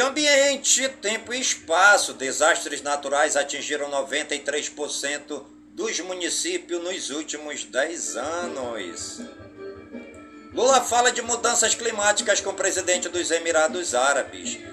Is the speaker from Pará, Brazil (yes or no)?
no; Careiro da Várzea, Amazonas, Brazil; todas as comunidades do Careiro da Vaza, minha cidade natal